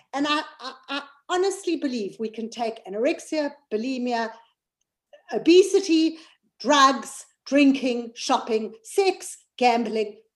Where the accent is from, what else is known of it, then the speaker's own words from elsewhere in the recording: South Africa; now in United Kingdom; I'm from South Africa but I live in the United Kingdom.